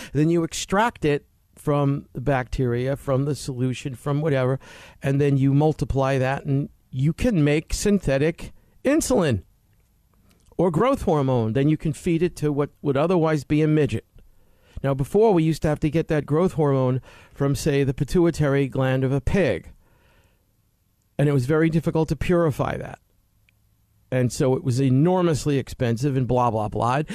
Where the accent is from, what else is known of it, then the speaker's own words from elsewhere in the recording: United States; as Americans